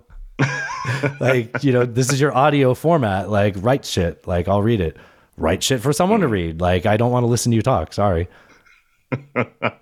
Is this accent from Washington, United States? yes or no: no; San Diego, California, United States; I'm from San Diego